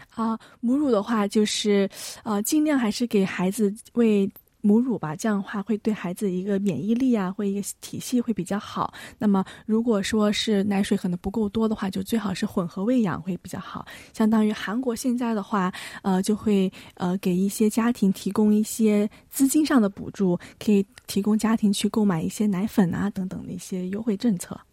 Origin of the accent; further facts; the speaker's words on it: Shenzhen, Guangdong, China; now in South Korea; 我是来自中国深圳的